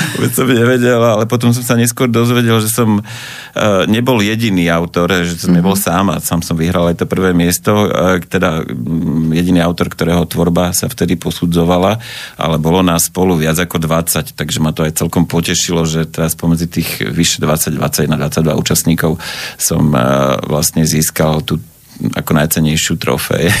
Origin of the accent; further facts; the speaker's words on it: Prievidza, Trenčín Region, Slovakia; vyrastal som v takom, by som povedal, intelektuálnom prostredí v Prievidzi